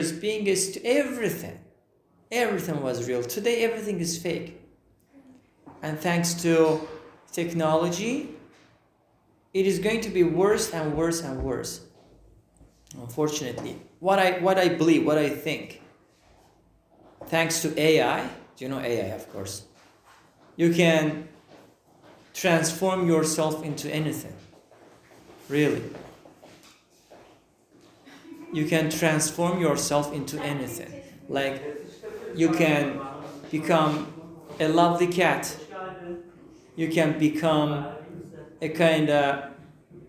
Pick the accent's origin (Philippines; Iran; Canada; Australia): Iran; English is a second language; now in Turkey; I am from Iran.